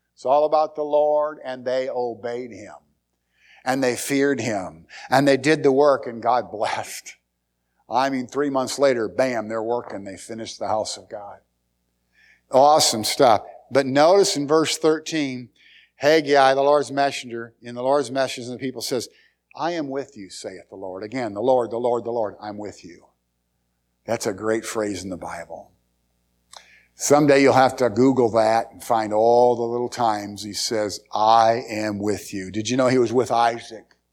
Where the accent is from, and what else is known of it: United States